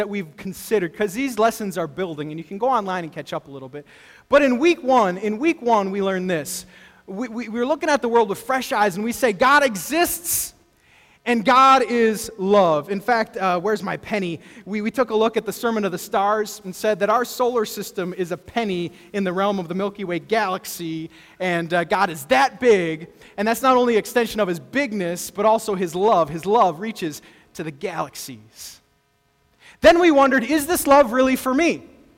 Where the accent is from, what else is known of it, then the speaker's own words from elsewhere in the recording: El Paso, Texas, United States; I grew up in El Paso, Texas